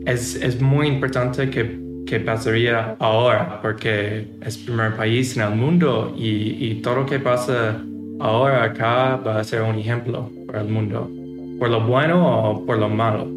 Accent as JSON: {"language": "Spanish", "region": "New York", "country": "United States", "second_language": "Spanish", "moved": "as an adult", "lives_now": "El Salvador", "said": "Yo soy de Nueva York"}